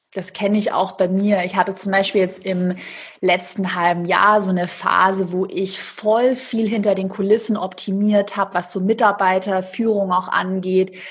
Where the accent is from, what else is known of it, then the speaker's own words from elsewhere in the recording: Swabia, Baden-Württemberg, Germany; ich bin auch Schwabe.